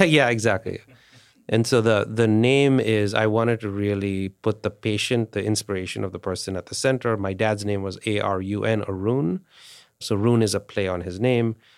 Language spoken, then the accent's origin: English; India; India, I grew up in India